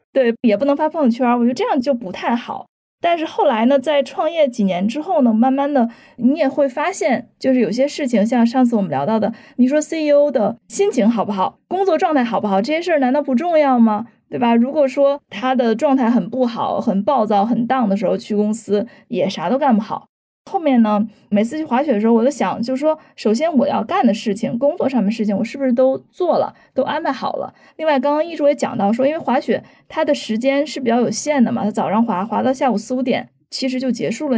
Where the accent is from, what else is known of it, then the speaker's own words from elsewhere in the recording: China; 这是让我自己作为一个中国人也很振奋的一点